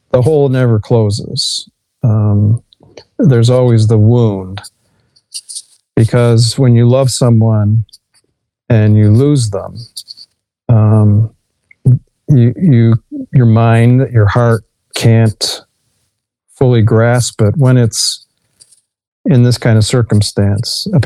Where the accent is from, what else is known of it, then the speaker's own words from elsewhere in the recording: Dearborn, Michigan, United States; also born or lived in Detroit, Michigan / Redford Township, Michigan; I was born in Detroit. I grew up in Redford Township, and then uh, my real formative years in Dearborn.